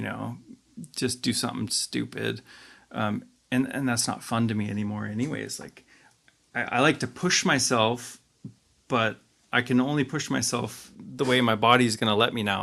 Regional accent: Juneau, Alaska, United States; I'm from Juneau, Alaska

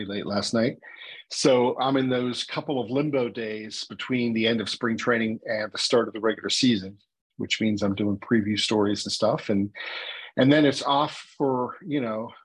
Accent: Pittsburgh, Pennsylvania, United States; also born or lived in Washington, D.C. / Maryland; I am native Pittsburgher. I grew up on the north side, which explains my accent

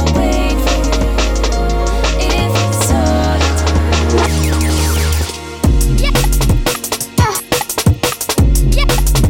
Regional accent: United Kingdom

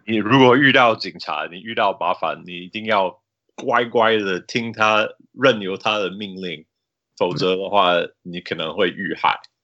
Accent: Salt Lake City, Utah, United States; 我长大在旁边的盐湖城啊

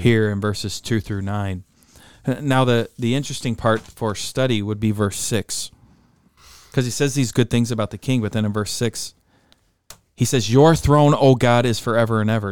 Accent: United States; Growing up in America

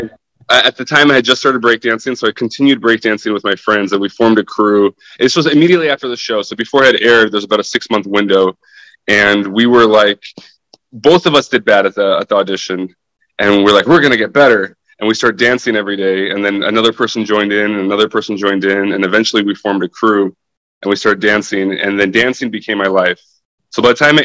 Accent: Spokane, Washington, United States; moved away as an adult; also born or lived in Ukraine / Tacoma, Washington; now in Los Angeles, United States; So my family lived in Tacoma for 5 years, and then we moved from Tacoma to Spokane, and then I grew up in Spokane. I lived in Spokane for 17 years

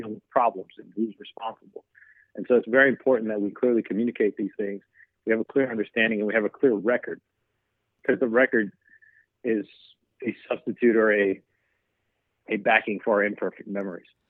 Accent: the South, United States; I'm from the South

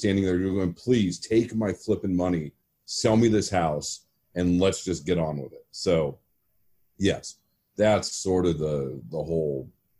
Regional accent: Seattle, Washington, United States; moved away as an adult; also born or lived in San Francisco; now in Phoenix, United States; I've only lived here for 11 years. So I moved down here in November 2009. I grew up in Seattle, and short of college in San Francisco, Seattle's basically my home until moving here.

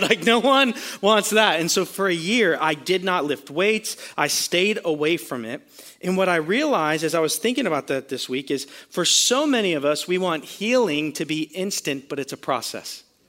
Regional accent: Florida, United States; we're from Florida

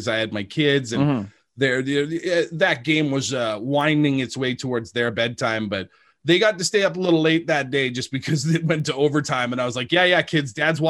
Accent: Hay River, Northwest Territories, Canada; moved away as an adult; also born or lived in Regina; I grew up in the Northwest Territories

